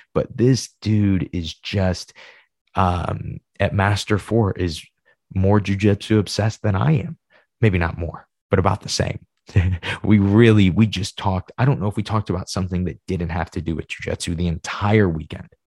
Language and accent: English; Midwest, United States; I'm Midwesterner